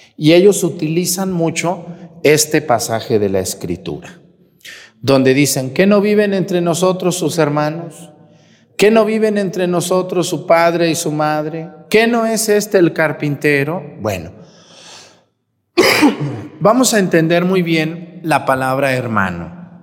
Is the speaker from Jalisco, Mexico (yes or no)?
yes; Mexticacán, Jalisco, Mexico; moved away; mi pueblo, Mextecacán